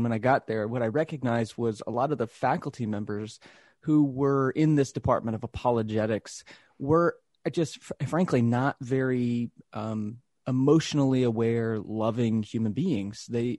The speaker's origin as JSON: {"language": "English", "region": "Texas", "country": "United States", "tie": "born or raised there", "said": "I grew up Christian. I grew up in the South in Texas."}